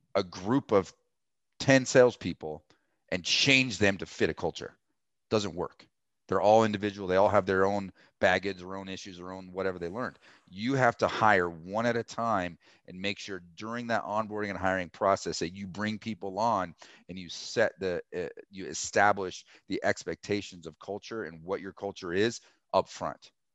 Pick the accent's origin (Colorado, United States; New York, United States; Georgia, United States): Colorado, United States; I'm from Colorado. I was born and raised here